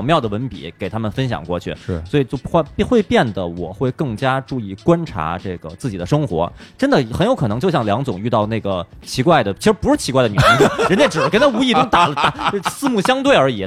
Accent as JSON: {"language": "Chinese", "town": "Quanzhou", "region": "Fujian", "country": "China", "said": "没我们泉州那边"}